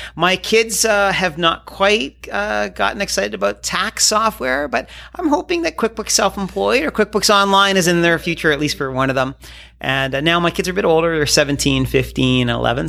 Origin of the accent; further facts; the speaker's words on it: Midhurst, Ontario, Canada; also born or lived in Sarnia, Ontario; I grew up in Sarnia, so uh, close to Michigan